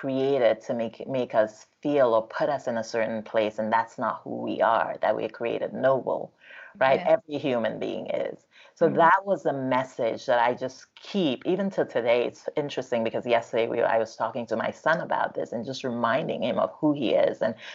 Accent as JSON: {"language": "English", "country": "Nigeria", "moved": "yes", "lives_now": "United States", "said": "as someone who came from Nigeria to this country, because I'm Nigerian"}